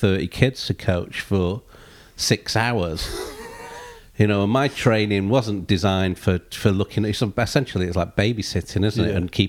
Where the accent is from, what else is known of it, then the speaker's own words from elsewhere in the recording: Chelmsford, East of England, United Kingdom; But I was Chelmsford. I'm Chelmsford born and bred, really. So I bump into people all the time from Chelmsford